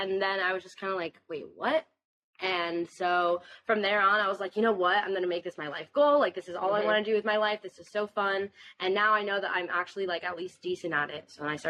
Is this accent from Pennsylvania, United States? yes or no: no; Fort Lauderdale, Florida, United States; I'm 21 years old, and I'm a singer from the Fort Lauderdale, South Florida area.